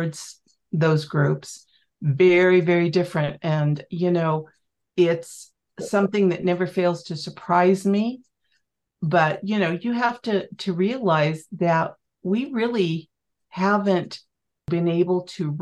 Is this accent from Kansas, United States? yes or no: yes; Kansas, United States; moved away as an adult; now in Montana, United States; I was Kansas born and raised